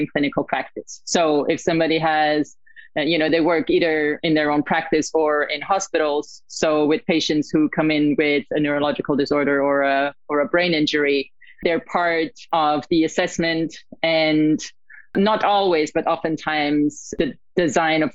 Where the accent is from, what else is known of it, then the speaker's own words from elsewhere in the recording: Italy; moved away as an adult; also born or lived in Australia; now in United States; I was born and raised in Italy